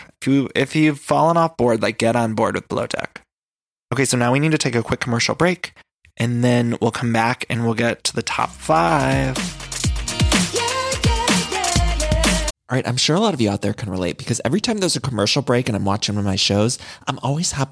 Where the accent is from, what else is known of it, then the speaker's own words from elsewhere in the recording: Cleveland, Ohio, United States; I'm not from Dallas society. I'm from Cleveland.